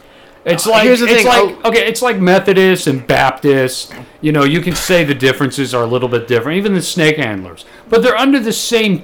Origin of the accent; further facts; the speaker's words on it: Southern California, United States; Well, I was born out in SoCal. But, you know, all my family and my mom's side are a bunch of fucking mountain hillbillies.